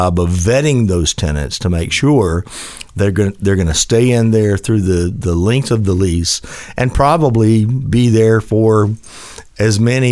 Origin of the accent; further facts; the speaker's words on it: Memphis, Tennessee, United States; I grew up in East Memphis.